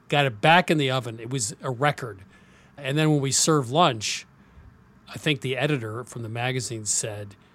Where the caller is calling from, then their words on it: Dallas, Texas, United States; I'm in Dallas.